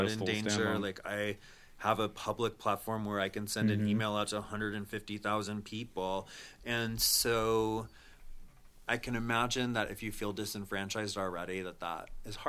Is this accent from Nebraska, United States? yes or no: yes; Nebraska, United States; I grew up in Nebraska, and I had to several times pull over on the road and get up under the freeway because of a tornado.